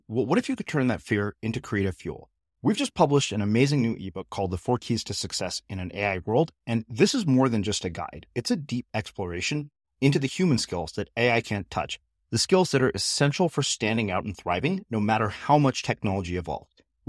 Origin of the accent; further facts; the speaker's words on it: India; despite being Indian, I think that when I read this book, I was surprised by how little I knew about Sikhism, despite having Sikh friends.